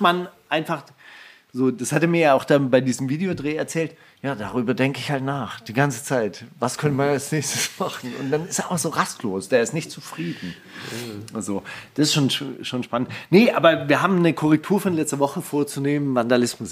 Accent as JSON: {"language": "German", "town": "Stuttgart", "region": "Baden-Württemberg", "country": "Germany", "said": "bei uns in Stuttgart"}